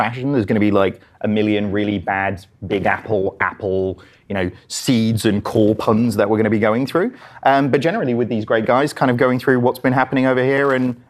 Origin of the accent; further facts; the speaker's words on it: England, United Kingdom; accent: English; my English accent